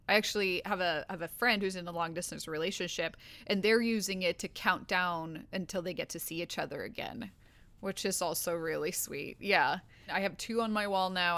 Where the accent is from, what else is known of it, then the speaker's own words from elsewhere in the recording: Sweden; now in Los Angeles, United States; I'm from Sweden, but I live in Los Angeles